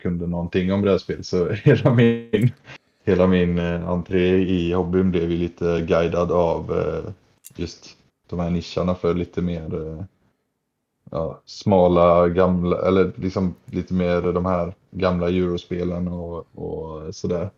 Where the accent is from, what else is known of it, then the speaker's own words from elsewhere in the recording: Nossebro, Västra Götaland, Sweden; moved away; hemma i Nossebro där jag är ifrån